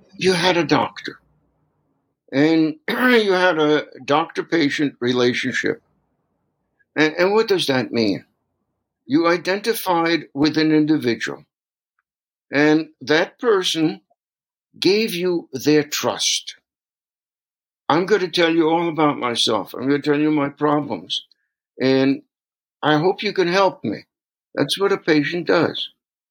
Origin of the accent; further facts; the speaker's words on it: New York City, New York, United States; moved away as an adult; also born or lived in Brooklyn; now in Minnesota, United States; I grew up in New York City